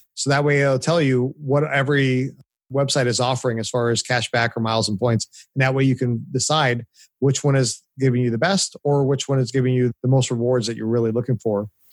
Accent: Orange County, California, United States; moved away as an adult; now in Nashville, United States; I grew up in Orange County, California. Uh, lived there pretty much all my life up until I moved two years ago to Nashville.

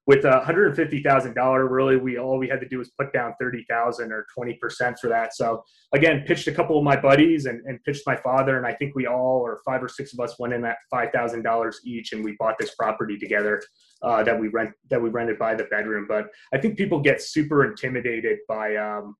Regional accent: upstate New York, United States; growing up in upstate New York

